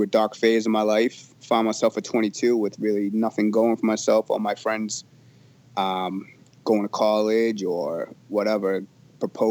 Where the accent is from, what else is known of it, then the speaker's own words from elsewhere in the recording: Gloucester, Massachusetts, United States; I'm from Gloucester, small little town in Massachusetts, about an hour north of Boston